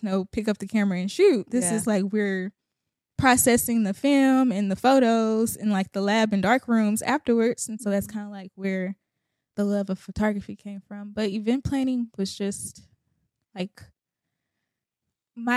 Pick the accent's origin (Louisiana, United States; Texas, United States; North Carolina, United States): Texas, United States; Houston; born and raised in Houston, Texas